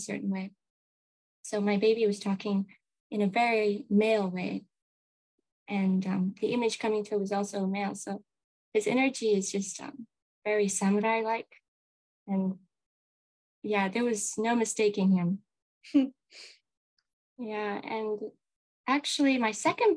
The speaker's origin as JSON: {"language": "English", "country": "Kenya", "tie": "born or raised there", "also_born_or_lived": "America (ancestry)", "moved": "yes", "lives_now": "Japan", "said": "I was born in Kenya at home in my mother's bedroom"}